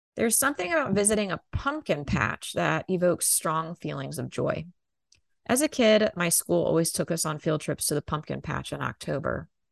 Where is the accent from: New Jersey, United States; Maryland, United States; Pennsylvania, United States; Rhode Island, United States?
Maryland, United States; Growing up in Maryland